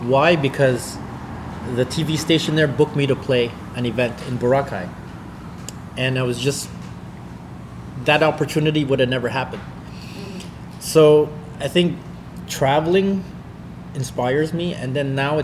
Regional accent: Canada; I'm from Canada

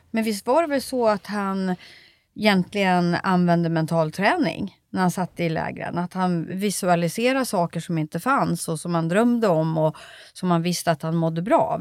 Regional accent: Sweden; varför är jag född i Sverige

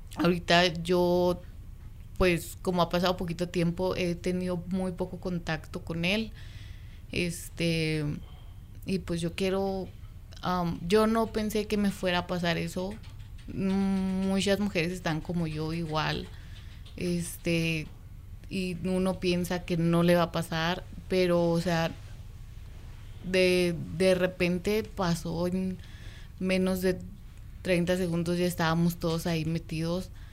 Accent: Mexico City, Mexico; moved away as an adult; now in Sparks, United States; Yo soy de México

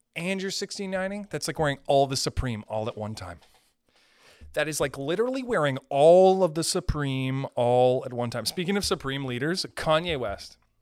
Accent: Canada; I'm a Canadian

